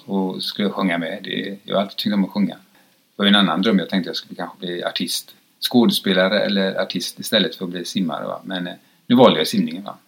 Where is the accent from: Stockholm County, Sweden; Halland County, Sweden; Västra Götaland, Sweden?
Västra Götaland, Sweden; Gothenburg; jag kommer från Frölunda